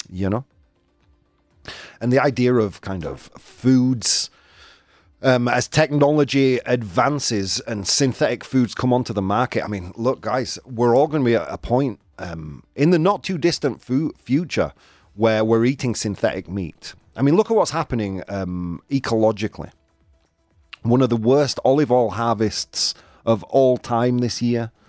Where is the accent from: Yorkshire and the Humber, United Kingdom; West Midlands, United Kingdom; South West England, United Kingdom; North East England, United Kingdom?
Yorkshire and the Humber, United Kingdom; accent: Yorkshire; Bugs, as I would say it in my Yorkshire accent.